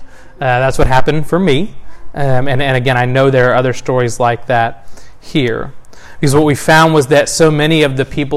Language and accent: English; the South, United States; born there; I was born in the South of the U.S. in the late 80s.